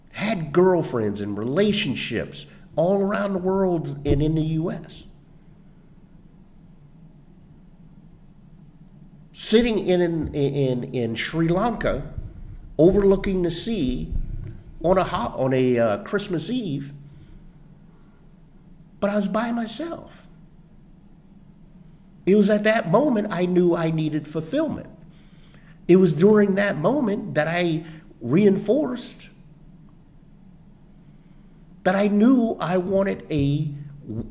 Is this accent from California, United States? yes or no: no; Ormond Beach, Florida, United States; moved away as an adult; also born or lived in Minnesota; Growing up in Ormond, going to the Pine Trail Elementary, Tomoka Elementary, Ormond Junior, Ormond Middle today, Seabreeze High School